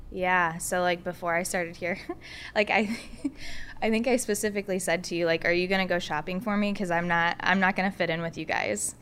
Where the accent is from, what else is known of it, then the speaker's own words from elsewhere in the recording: Warsaw, Indiana, United States; moved away; also born or lived in Muncie, Indiana; I'm from Warsaw, Indiana.